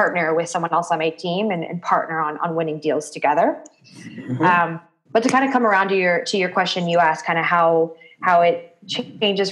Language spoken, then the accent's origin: English; Seattle, Washington, United States; moved away as an adult; now in Denver, United States; I was born and raised in Seattle, and I moved out